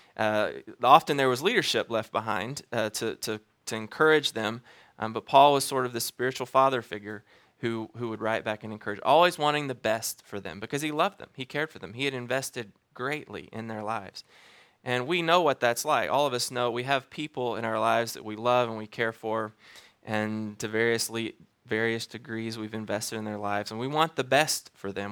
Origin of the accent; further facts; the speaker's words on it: Alabama, United States; moved away as an adult; now in Wichita, United States; I'm from Alabama